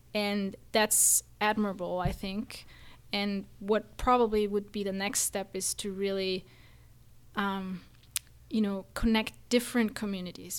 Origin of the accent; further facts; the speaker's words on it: Austria; moved away as an adult; now in United States; I am actually from Austria, not from Germany